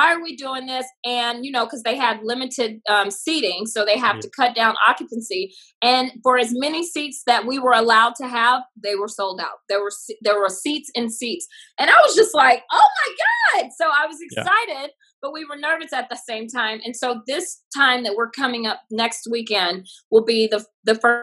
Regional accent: the South, United States; moved away as an adult; also born or lived in New York / Hollywood; I'm glad that I grew up in a small country town. I think it gave me my manners today. Like if somebody holds the elevator for me, I'm going to, ooh, thank you. Or if someone lets me over in traffic, I'm going to throw my hand up and say thanks. And I think that all comes from growing up in the South

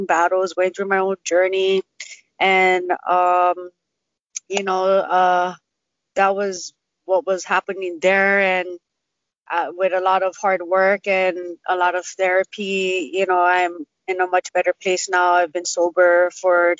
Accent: Waianae, Hawaii, United States; I grew up down in Waianae

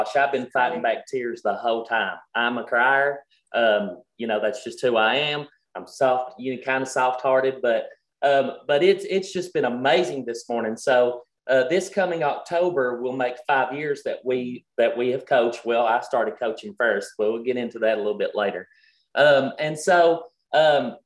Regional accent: Kentucky, United States; we're country, we're from Kentucky

